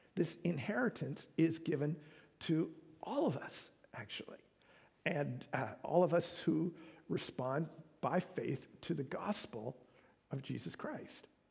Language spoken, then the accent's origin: English; Canada